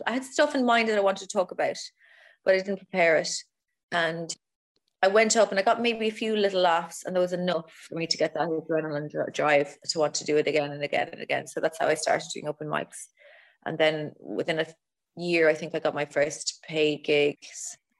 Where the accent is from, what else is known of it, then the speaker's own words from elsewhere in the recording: East of England, United Kingdom; accent: Essex; It's kind of, mine is more Essex, my accent. But in Ireland, people find it fucking amazing.